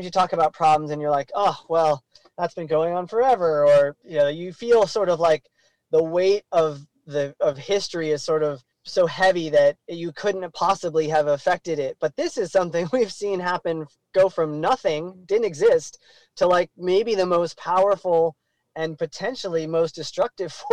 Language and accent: English; Colorado, United States; I grew up in the mountains. I grew up in Colorado.